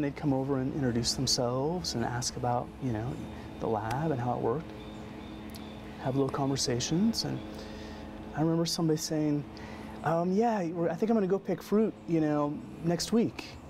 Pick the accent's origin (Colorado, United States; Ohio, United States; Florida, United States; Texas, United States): Colorado, United States; moved away as an adult; also born or lived in Portland, Oregon; I grew up in Colorado